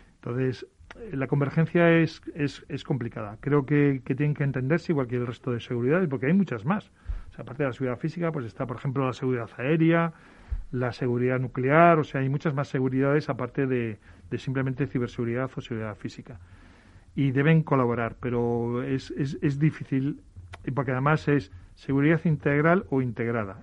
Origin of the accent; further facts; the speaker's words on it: Galicia, Spain; soy gallego